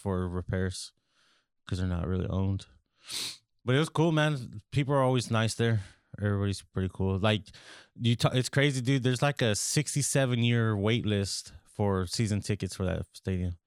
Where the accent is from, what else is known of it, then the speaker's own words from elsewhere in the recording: California, United States; We're from California